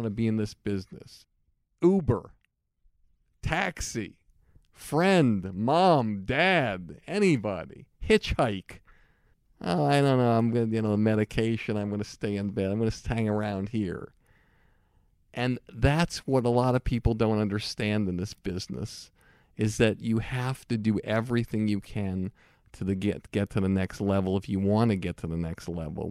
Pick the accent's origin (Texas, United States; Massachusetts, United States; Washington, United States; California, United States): Massachusetts, United States; Longmeadow; my hometown, Long Meadow